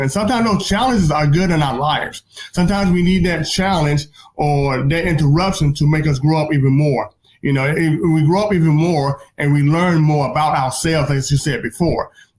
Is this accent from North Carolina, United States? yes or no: yes; North Carolina, United States; I mean, really, I'm from North Carolina, so, and back in the day, I knew we had Senator Jesse Hams, for better, for worse, okay?